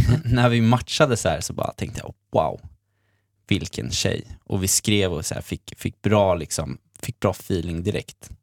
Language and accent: Swedish; Sweden; jag är också från Sverige